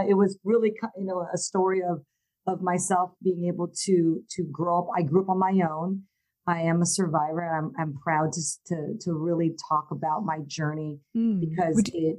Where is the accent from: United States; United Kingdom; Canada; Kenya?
United States; Hawaii; And at the time, I was raised in Hawaii. So I came to Hawaii right before my 17th birthday and spent some time there.